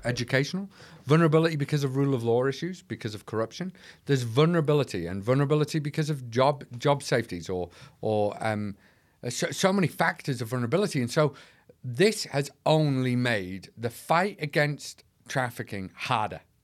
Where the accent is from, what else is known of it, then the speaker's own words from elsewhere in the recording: North East England, United Kingdom; now in Manchester, United Kingdom; Originally from the northeast of England, but now I live in Manchester